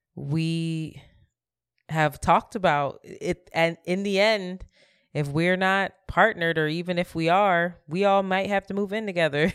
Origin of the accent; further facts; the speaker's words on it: Philadelphia, Pennsylvania, United States; moved away as an adult; now in New York, United States; I'm from Philly. I rep Philly, too